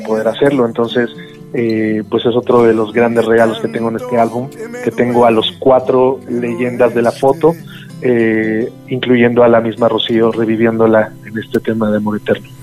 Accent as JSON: {"language": "Spanish", "country": "Mexico", "said": "soy un mexicano muy extraño"}